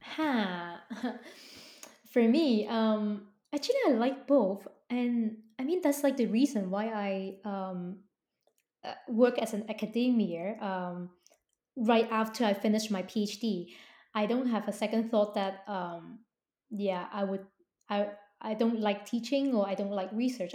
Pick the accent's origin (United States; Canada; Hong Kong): Hong Kong; I was born and raised in Hong Kong, and we Hong Kong people